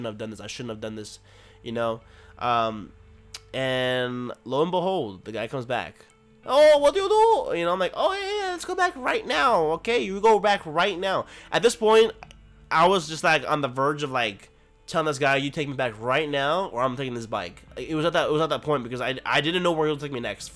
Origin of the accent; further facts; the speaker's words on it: United States; I'm an American. I'm an American